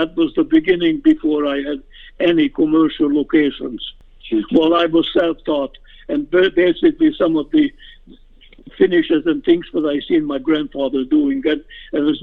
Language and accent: English; Hungary; moved away as an adult; now in Canada; I grew up in Hungary, and I immigrated to Canada during 1956 revolution